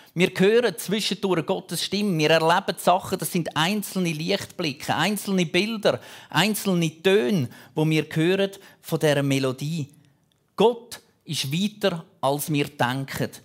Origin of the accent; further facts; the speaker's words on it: Switzerland; Bei uns in der Schweiz